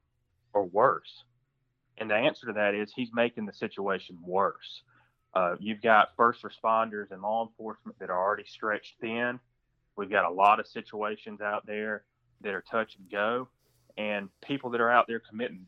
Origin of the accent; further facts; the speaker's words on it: Washington County, Middle Georgia, United States; I'm from Middle Georgia. I grew up in Washington County on the Baldwin County line